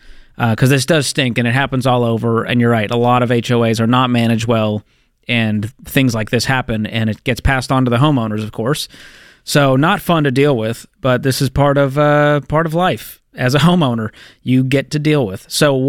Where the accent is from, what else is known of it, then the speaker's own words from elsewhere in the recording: Boston, Massachusetts, United States; Boston, Massachusetts. Let's go.